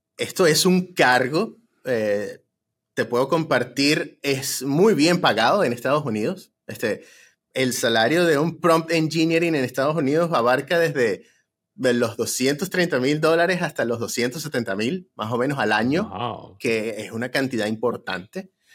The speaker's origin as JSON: {"language": "Spanish", "country": "Venezuela", "moved": "yes", "lives_now": "United States", "said": "que somos venezolanos"}